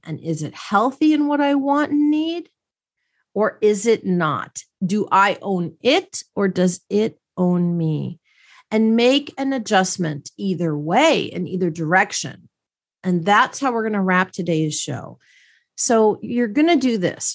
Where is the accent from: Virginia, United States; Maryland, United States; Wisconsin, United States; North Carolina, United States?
Wisconsin, United States; Milwaukee; I grew up in Milwaukee, Wisconsin